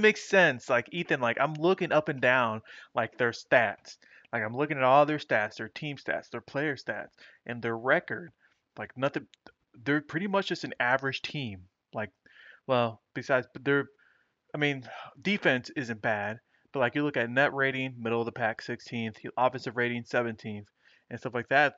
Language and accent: English; Dominican Republic; my home country, Dominican Republic